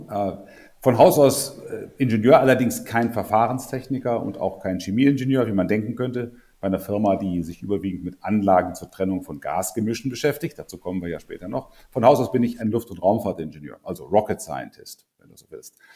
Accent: Lower Saxony, Germany; also born or lived in North Rhine-Westphalia; Also ich bin eher ein Norddeutscher, ähm, geboren in der Nähe äh, von, vom Harz mehr oder weniger, dann relativ lange in südlichen Niedersachsen gelebt, lange im Rhein, Nordrhein-Westfalen zur Schule gegangen

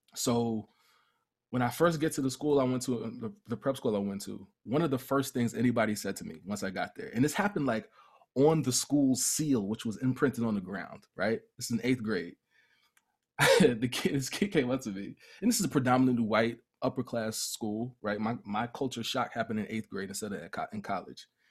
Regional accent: Mount Vernon, New York, United States; also born or lived in Cleveland, Ohio; Moved to Mount Vernon, New York when I was young

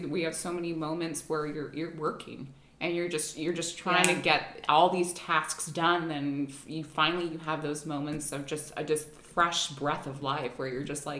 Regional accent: Hawaii, United States; now in Connecticut, United States; I grew up in Hawaii

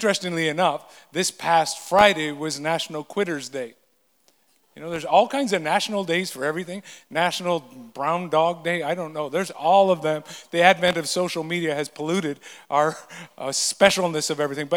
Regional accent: the Kootenays, British Columbia, Canada; moved away; growing up in the Kootenays

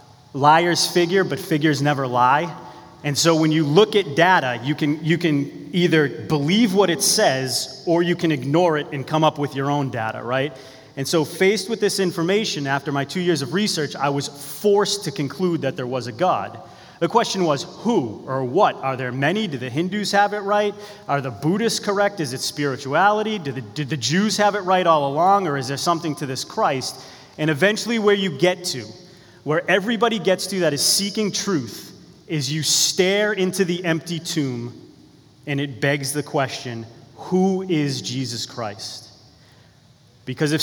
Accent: Beverly, Massachusetts, United States; also born or lived in Danvers, Massachusetts; I was born in Beverly, Massachusetts. I'm from Beverly and Danvers, which is about an hour from here

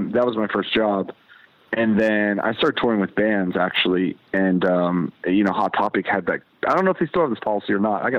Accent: Avella, Pennsylvania, United States; moved away; also born or lived in Pittsburgh, Pennsylvania; I'm originally from Pittsburgh, PA. I grew up in a small ass town, you know, probably like 35 minutes out of the city called Avella, Pennsylvania.

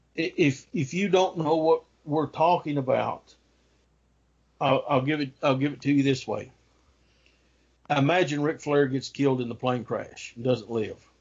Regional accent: Kingsport, Tennessee, United States; The earliest newspaper for Kingsport, my hometown newspaper here

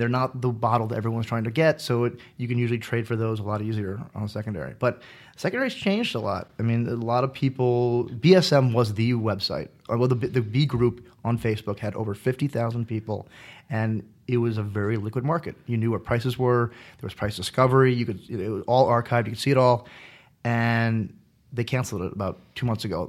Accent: United States; I'm from the States

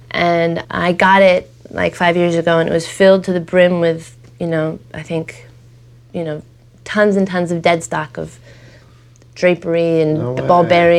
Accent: Los Angeles, California, United States; I was born on a kitchen table on Hoover Street.

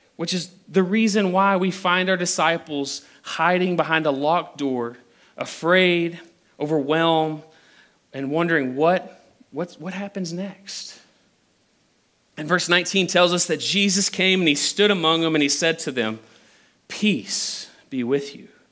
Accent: Abilene, Texas, United States; I'm from the Abilene area. This is where I was born. This is where I was raised

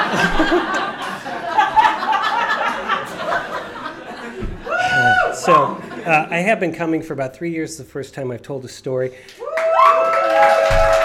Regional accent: Cleveland, Ohio, United States; I went to Catholic school in the suburbs of Cleveland

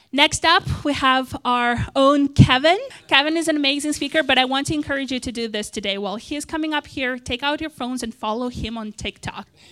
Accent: Moldova; English is a second language; moved away; I was born in, uh, and raised in a country called Moldova, that's in Eastern Europe

